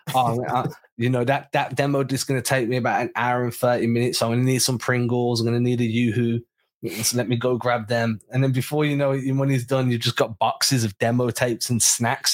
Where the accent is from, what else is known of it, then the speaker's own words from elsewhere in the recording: England, United Kingdom; We're English